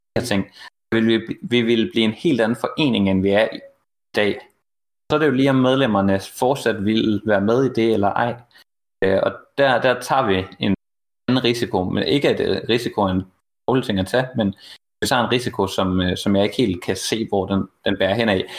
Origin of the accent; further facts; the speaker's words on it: Jutland, Denmark; also born or lived in Horsens; jeg er jo selv fra Jylland